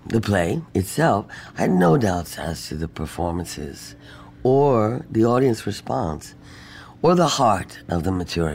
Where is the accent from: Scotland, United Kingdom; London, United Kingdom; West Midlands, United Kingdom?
London, United Kingdom; moved away as an adult; I grew up in London